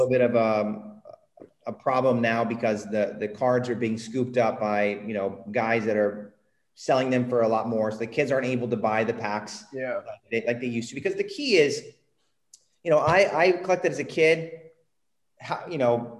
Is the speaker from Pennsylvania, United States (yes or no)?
no; Indiana, United States; also born or lived in California; now in Puerto Rico; I moved to California from Indiana